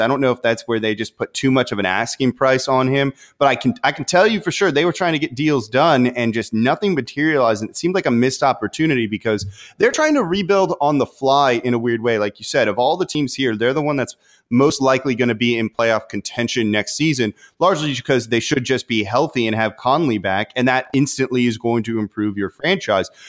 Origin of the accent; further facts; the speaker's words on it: Los Angeles, California, United States; moved away; I'm from Los Angeles originally. I grew up a Laker fan